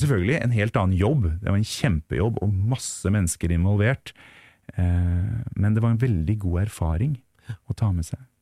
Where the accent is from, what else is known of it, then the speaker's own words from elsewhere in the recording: Tønsberg, Vestfold, Norway; also born or lived in Teie; hjemme i Tønsberg